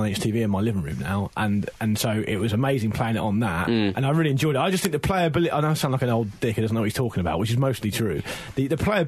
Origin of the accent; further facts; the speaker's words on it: Portsmouth, South East England, United Kingdom; I am from Portsmouth